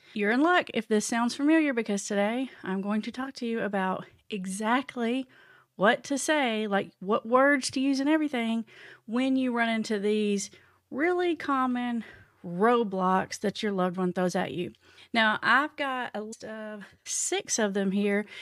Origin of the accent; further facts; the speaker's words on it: Tennessee, United States; I'm from the Tennessee. in the little tiny town, not even close to a big town, like really small, isolated town.